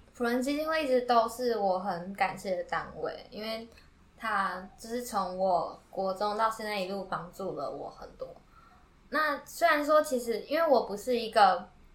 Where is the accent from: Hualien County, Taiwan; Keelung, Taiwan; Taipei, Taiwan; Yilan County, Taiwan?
Yilan County, Taiwan; moved away as an adult; now in Tainan, Taiwan; 我是宜兰人嗯，然后我一个人到台南读书